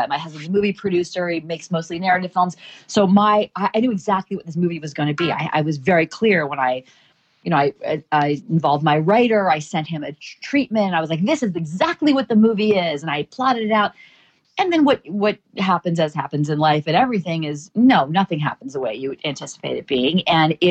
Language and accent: English; Charleston, South Carolina, United States; moved away; This was my hometown, my school, people I cared about, my story.